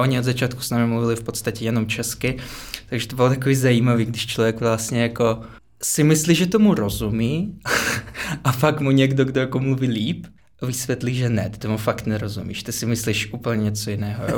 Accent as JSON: {"language": "Czech", "region": "Moscow", "country": "Russia", "tie": "born or raised there", "also_born_or_lived": "Prague", "second_language": "Czech", "moved": "as an adult", "lives_now": "Czech Republic", "said": "jsem z Moskvy. Víceméně jsem se tam narodil a do 18 let jsem tam žil."}